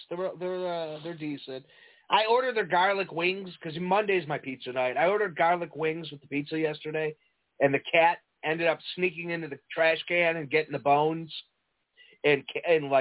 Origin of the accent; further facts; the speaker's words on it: Northwest suburbs of Chicago, Des Plaines River, Illinois, United States; I'm from the Northwest. You know, I'm a Des Plaines River rat. Grew up on the banks of the Des Plaines River